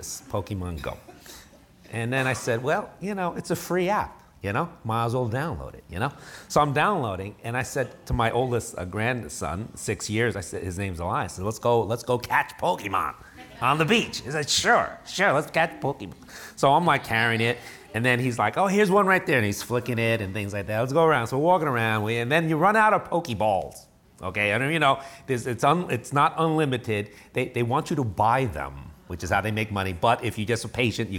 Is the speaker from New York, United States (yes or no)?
yes; New York City, New York, United States; moved away as an adult; also born or lived in Chicago; I grew up in New York City, 21 years